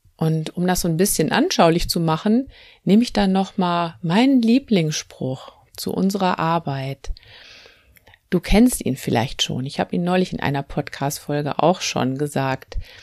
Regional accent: North Rhine-Westphalia, Germany; Bei uns in Nordrhein-Westfalen

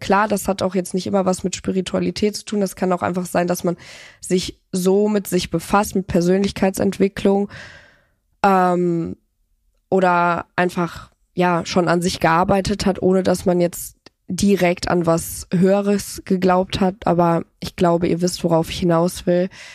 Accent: Cologne, North Rhine-Westphalia, Germany; ich komme ja aus Köln

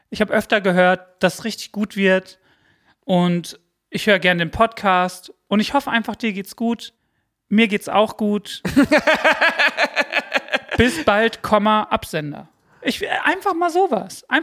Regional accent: United States; now in Germany; Ich bin ja in den US auf A aufgewachsen.

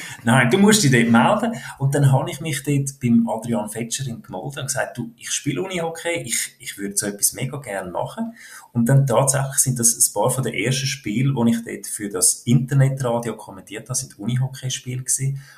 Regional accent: Switzerland; wir Schweizer

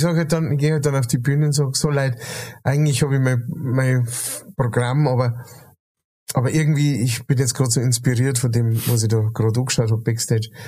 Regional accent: Bavaria, Germany; also wir haben so den, ähm, der, der bayerische Sprachstamm

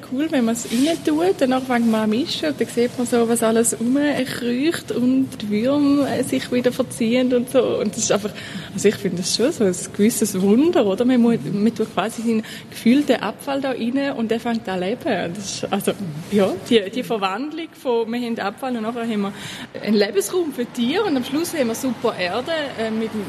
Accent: Thurgau, Switzerland; also born or lived in Basel; Ich komme nicht von Basel, was man ja mit dem Dialekt auch angehört. Und das heisst, ich komme äh, aus dem Thurgau. Meine Mutter hat immer kompostiert, obwohl wir nicht jetzt ultraländlich aufgewachsen sind.

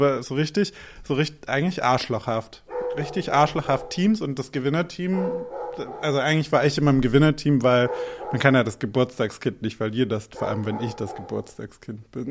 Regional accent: Albstadt, Baden-Württemberg, Germany; born or raised there; now in Berlin, Germany

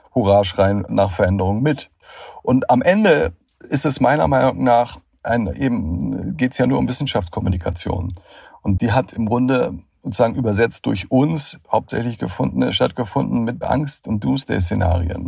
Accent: Schleswig-Holstein, Germany; Ich komme aus Schleswig-Holstein

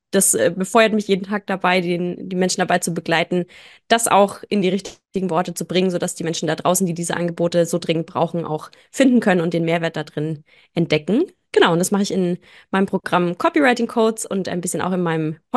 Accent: near Nuremberg, Bavaria, Germany; bin aus der Nähe von Nürnberg

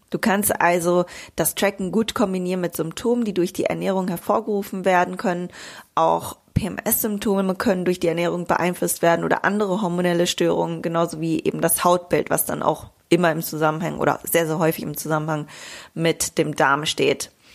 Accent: Bielefeld, North Rhine-Westphalia, Germany; now in Greece; in meiner Heimat in Bielefeld

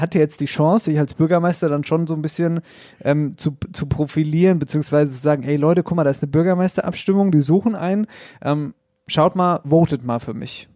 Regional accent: Oppershofen, Hesse, Germany; Dahinter war noch Obershofen, da wo ich herkomme

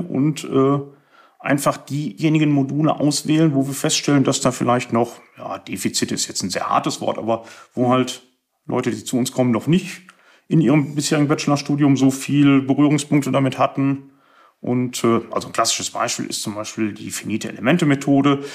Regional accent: Paderborn, North Rhine-Westphalia, Germany; moved away as an adult; now in Upper Lusatia, Germany; Ich komme aus Ostwestfalen, das heißt also geboren und aufgewachsen und studiert

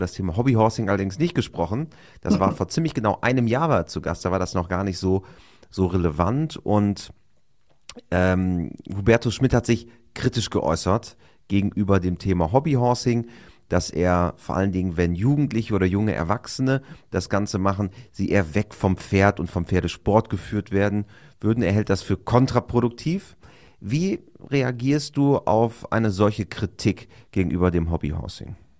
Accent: Osnabrück Land, Lower Saxony, Germany; wir kommen ja interessanterweise beide aus dem Ostenrücker Land

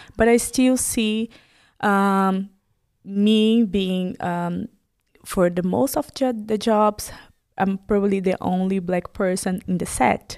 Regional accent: Brazil; moved away as an adult; now in Germany; I'm Brazilian

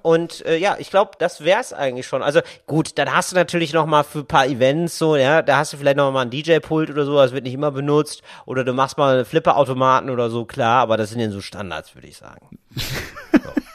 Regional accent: Geldern, North Rhine-Westphalia, Germany; now in Berlin, Germany; die ich früher hatte in meinem Dorf in Geldern, in meiner Kleinstadt

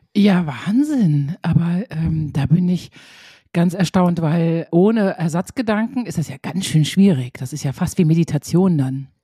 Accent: Münster, North Rhine-Westphalia, Germany; meiner Geburtsstadt Münster

